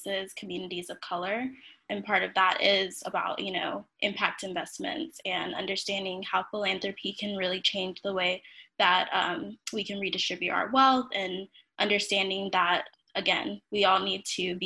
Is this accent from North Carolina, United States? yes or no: yes; Raleigh, North Carolina, United States; I am from Raleigh, North Carolina. And I grew up in a household